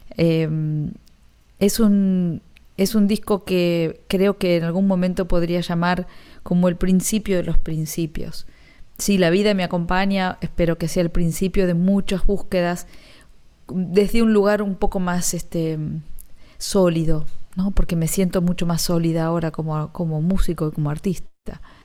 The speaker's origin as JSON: {"language": "Spanish", "town": "Ramos Mejía", "region": "Buenos Aires Province", "country": "Argentina", "moved": "as an adult", "lives_now": "Miami, United States", "said": "yo soy de Ramos Mejía"}